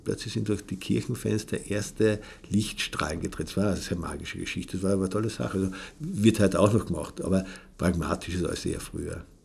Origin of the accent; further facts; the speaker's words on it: Klein St. Paul, Carinthia, Austria; am Land bin ich aufgewachsen